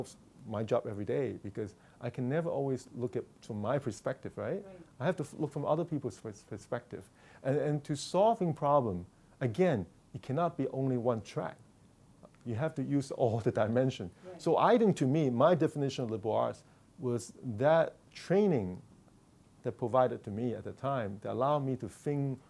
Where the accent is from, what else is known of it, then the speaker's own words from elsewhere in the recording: Hong Kong; moved away; I grew up in Hong Kong